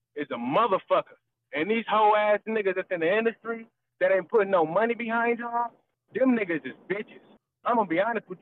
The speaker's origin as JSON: {"language": "English", "town": "East Palo Alto", "region": "California", "country": "United States", "said": "I'm from East Palo Alto. You feel me? Right next to Stanford"}